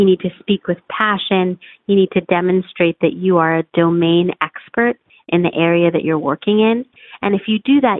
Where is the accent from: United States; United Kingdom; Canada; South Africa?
United States; I'm from the United States